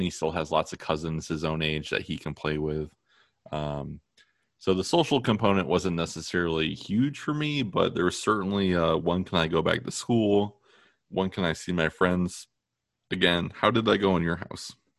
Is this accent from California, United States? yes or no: no; Toledo, Ohio, United States; born or raised there; also born or lived in Maine